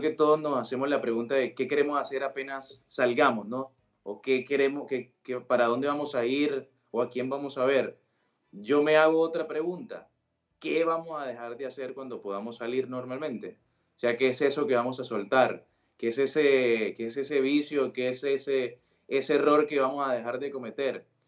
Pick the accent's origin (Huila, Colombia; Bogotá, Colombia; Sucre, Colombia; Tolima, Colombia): Sucre, Colombia; Sincelejo; accent: costeño; moved away as an adult; now in Buenos Aires, Argentina; nací en Cincelejo, Sucre, en, en Colombia.